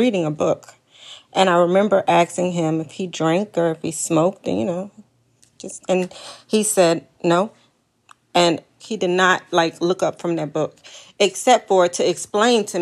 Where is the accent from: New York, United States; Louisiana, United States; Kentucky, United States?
Louisiana, United States; Slidell; I am from Slidell, Louisiana.